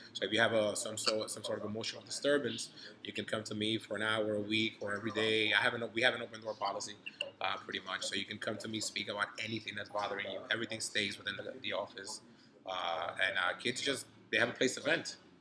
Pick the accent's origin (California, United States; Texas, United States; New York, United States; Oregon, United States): New York, United States; New York City; also born or lived in Dominican Republic; I grew up in New York City in the '90s.